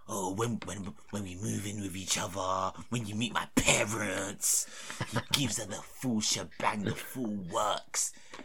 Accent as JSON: {"language": "English", "region": "London", "country": "United Kingdom", "said": "I'm from London."}